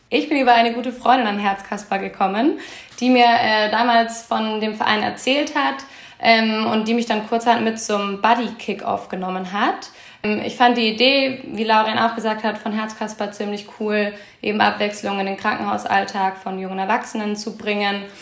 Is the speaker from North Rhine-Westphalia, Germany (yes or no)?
no; Bavaria, Germany; now in Hamburg, Germany; Ich komme ursprünglich aus der Nähe von Würzburg. Bin jetzt seit äh, gut sechs Jahren in Hamburg.